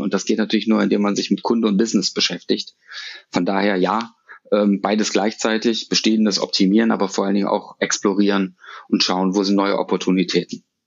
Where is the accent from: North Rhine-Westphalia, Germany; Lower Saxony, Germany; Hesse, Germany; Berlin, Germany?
North Rhine-Westphalia, Germany; Düsseldorf; Ich bin eine Düsseldorfer Junge, ich bin in Düsseldorf geboren, aufgewachsen und äh, habe es äh, aus Gründen auch nicht rausgeschafft aus der Stadt